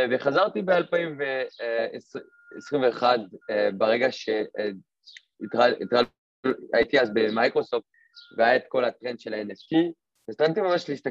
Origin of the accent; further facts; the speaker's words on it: France; now in Israel; אני לא נולדתי פה, אני במקור מצרפת. אה, עברתי לפה לפני שבע שנים